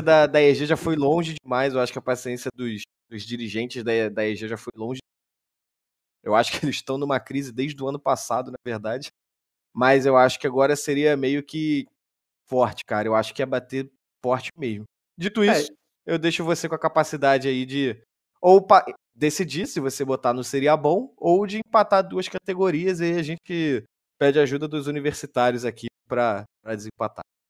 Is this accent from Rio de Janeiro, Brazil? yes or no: yes; Rio de Janeiro, Brazil; eu sou carioca.